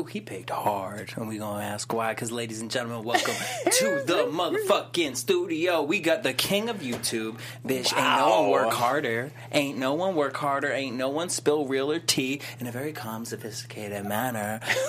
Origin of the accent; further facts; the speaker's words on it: Boston, Massachusetts, United States; I'm from Boston